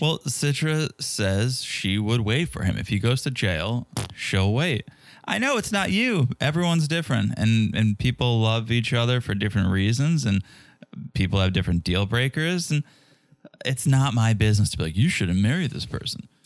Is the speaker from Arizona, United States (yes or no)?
no; Connecticut, United States; now in Florida, United States; Connecticut is my home state